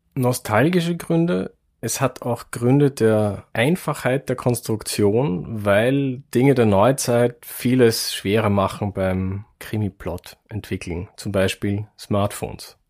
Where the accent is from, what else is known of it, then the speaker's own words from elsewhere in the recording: Wiener Neustadt, Lower Austria, Austria; ich komme aus Wiener Neustadt in Niederösterreich